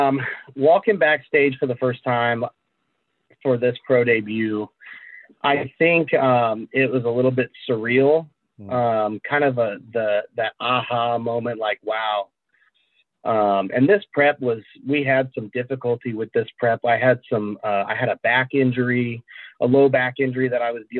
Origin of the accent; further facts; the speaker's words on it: Indianapolis, Indiana, United States; Indy, so it's my hometown. I'm from Indiana